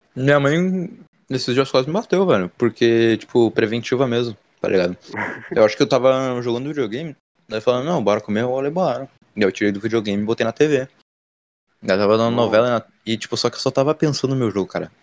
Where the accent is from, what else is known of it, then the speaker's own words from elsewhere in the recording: Rio Grande do Sul, Brazil; accent: gaúcho; eu sendo daqui